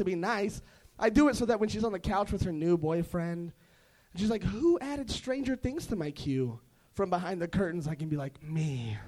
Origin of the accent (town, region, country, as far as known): Covina, California, United States